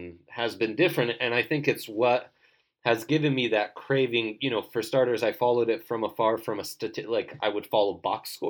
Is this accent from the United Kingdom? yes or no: no; Italy; moved away; I grew up in Italy